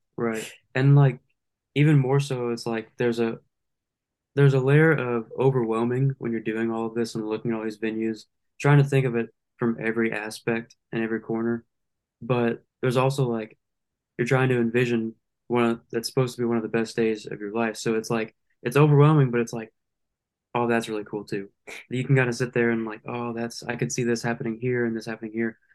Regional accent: Lake Charles, Louisiana, United States; I'm from Lake Charles, Louisiana, born and raised

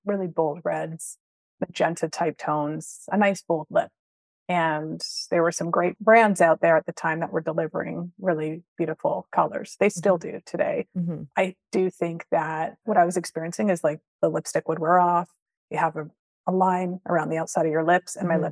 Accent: Vancouver, British Columbia, Canada; moved away; also born or lived in London, England; I grew up in Vancouver

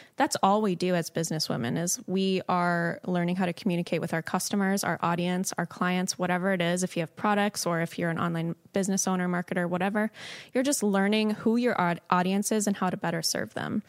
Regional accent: Southern California, United States; moved away as an adult; also born or lived in Chicago; I'm from Southern California

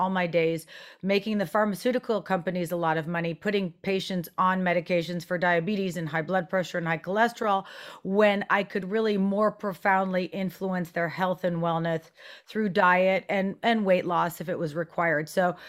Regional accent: France; And growing up in France, I did develop an understanding and passion for, you know, healthier foods, minimally processed.

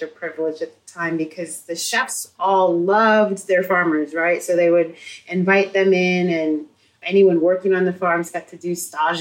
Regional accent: Santa Cruz, California, United States; also born or lived in Watsonville, California; I grew up in Santa Cruz, but I went to school in Watsonville, which is where my mom taught

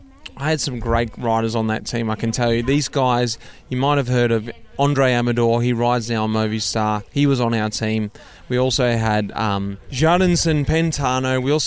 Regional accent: Australia; moved away as an adult; I came from Australia. I didn't have any experience of the European world.

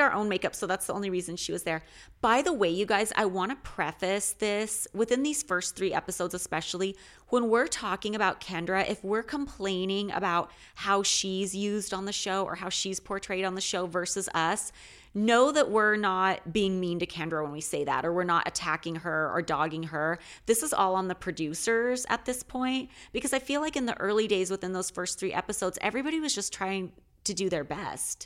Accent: Alaska, United States; moved away; I'm originally from Alaska

